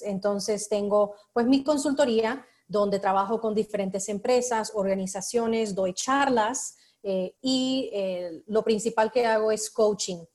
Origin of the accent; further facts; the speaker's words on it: United States; yo soy estadounidense